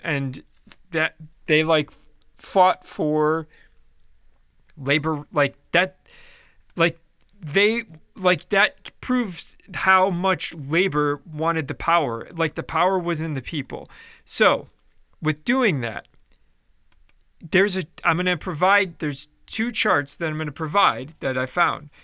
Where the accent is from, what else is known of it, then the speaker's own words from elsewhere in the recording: Chicago, Illinois, United States; in the eighties when I was growing up, like, my dad was a firm hater of, of unions because, uh, growing up in Chicago